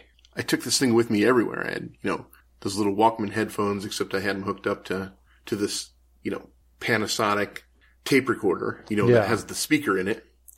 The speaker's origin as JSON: {"language": "English", "region": "Iowa", "country": "United States", "said": "I'm from Iowa"}